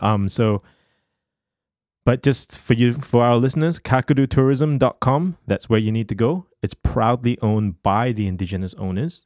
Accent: Singapore; as a Singaporean growing up

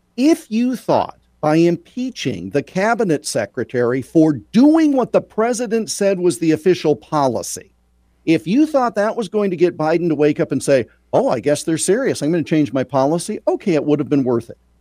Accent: Iowa, United States; as a native Iowan and a huge honk for my home state

